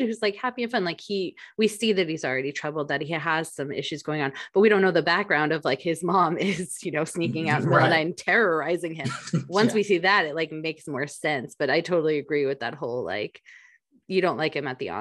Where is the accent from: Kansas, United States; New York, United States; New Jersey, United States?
New Jersey, United States; as a girl who grew up in New Jersey, a Jersey girl at heart, we don't talk like